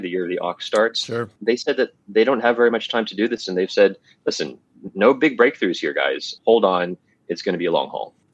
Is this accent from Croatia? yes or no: no; United States; moved away; being an American, watching the news over there